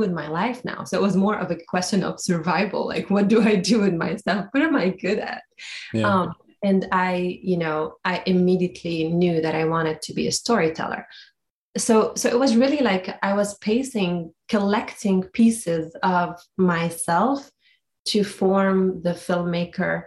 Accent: Beirut, Beirut Governorate, Lebanon; moved away; growing up in Beirut during the war

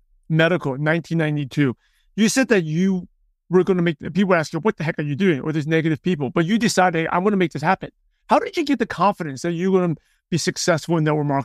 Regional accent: New York, United States; I lived in New York. I grew up in New York

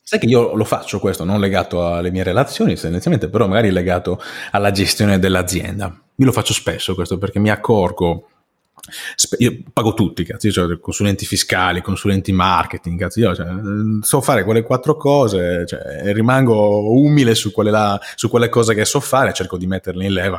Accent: Sardinia, Italy; sono sardo

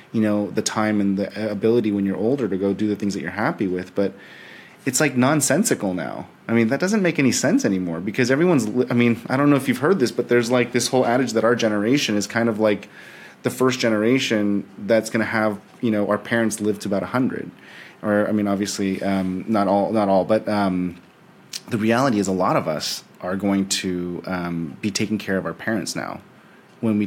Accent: San Francisco, California, United States; moved away as an adult; now in Texas, United States; I grew up in San Francisco, so I kind of grew up in this like hyper vortex of Silicon Valley

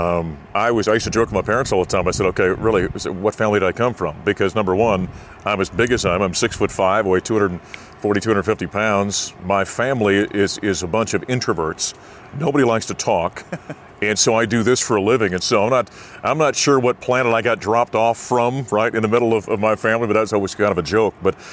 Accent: Grand Forks, North Dakota, United States; moved away as an adult; also born or lived in Syracuse, New York; now in Denver, United States; in my hometown of Grand Forks, North Dakota

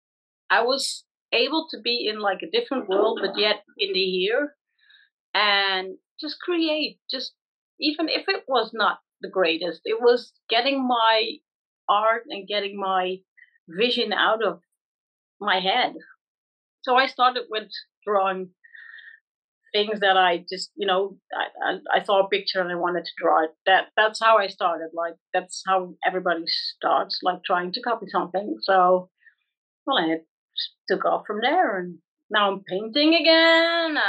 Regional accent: Netherlands; I'm from the Netherlands.

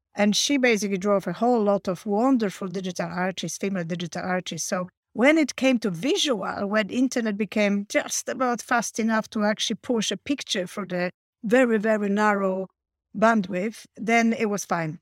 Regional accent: Poland; moved away as an adult; also born or lived in Warsaw, Poland; now in United Kingdom; I came from Poland, so I learned my tech at, uh, Warsaw University when I was studying, uh, linguistics

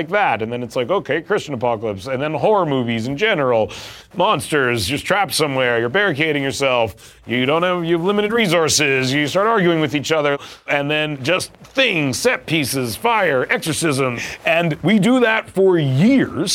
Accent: Vancouver, British Columbia, Canada; We are Jewish Canadian boys in Vancouver

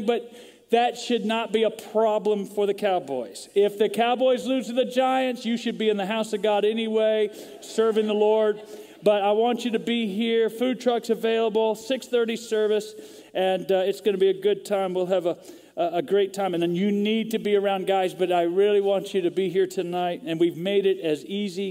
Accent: Vancouver, British Columbia, Canada; now in Texas, United States; I was actually born in Vancouver, British Columbia, Canada. So I'm a Canadian

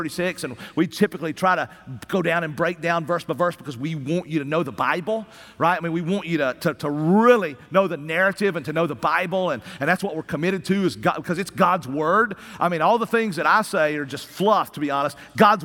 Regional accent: Appalachian Mountains of East Tennessee, United States; I come from the Appalachian Mountains of East Tennessee

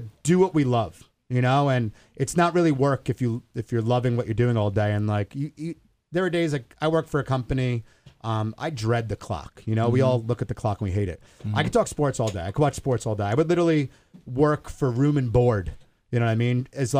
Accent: New York, United States; accent: Long Island; You could tell if you close your eyes, if you've never listened or met me, you could tell I'm from New York. I lost my Long Island accent.

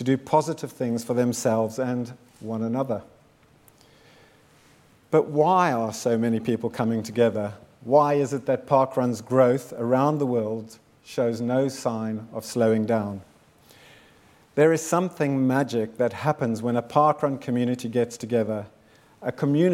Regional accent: South Africa; moved away; also born or lived in Zimbabwe; I was born in Zimbabwe in 1960 and grew up in South Africa during apartheid

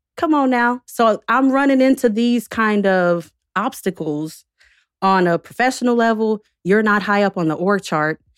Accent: Winston-Salem, North Carolina, United States; also born or lived in Chapel Hill, North Carolina; I'm from North Carolina, born and raised, born in Chapel Hill. raised in Winston-Salem

